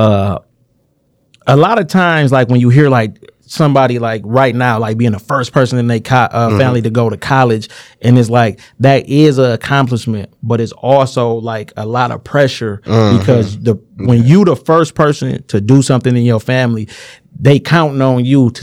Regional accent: Inkster, Michigan, United States; now in Romulus, United States; I live in Romulus. I'm from Inkster. I live in Romulus

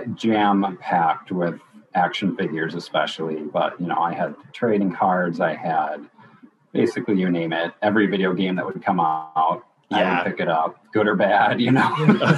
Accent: Minnesota, United States; born or raised there

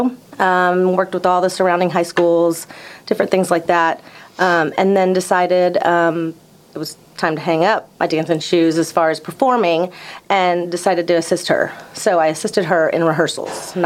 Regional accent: Duncanville, Texas, United States; I grew up in Duncanville, south of Dallas

